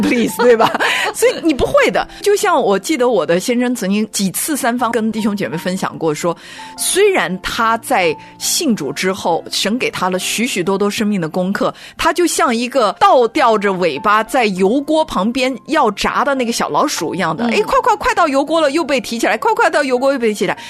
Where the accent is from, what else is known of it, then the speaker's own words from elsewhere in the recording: China; 我们中国人